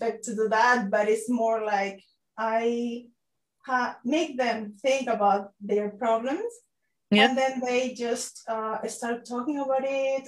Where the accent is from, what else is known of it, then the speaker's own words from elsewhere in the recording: Peru; now in Japan; I am from Peru.